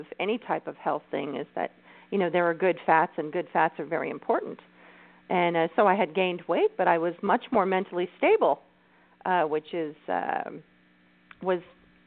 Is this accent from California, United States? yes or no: yes; California, United States; I'm Californian